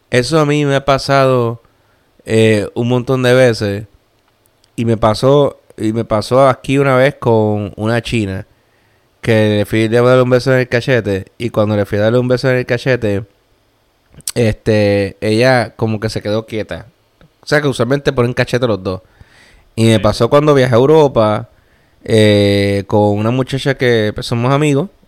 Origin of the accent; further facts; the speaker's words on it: Puerto Rico; moved away; Como el puertorriqueño, que somos así.